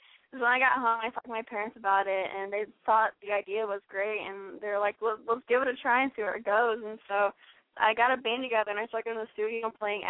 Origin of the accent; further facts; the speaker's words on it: Kansas City, Missouri, United States; I'm from Kansas City, Missouri